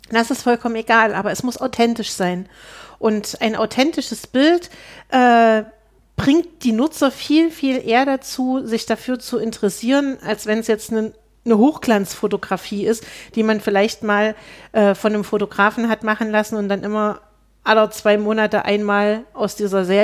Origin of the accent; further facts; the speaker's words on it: Zeitz, Saxony-Anhalt, Germany; ich komme aus Zeitz ursprünglich. Das liegt äh, 30 Kilometer von Altenburg weg.